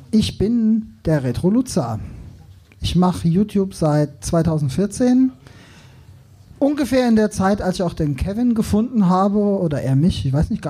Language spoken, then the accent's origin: German; Darmstadt, Hesse, Germany; ich komme eigentlich aus Frankfurt, genau genommen aus Darmstadt.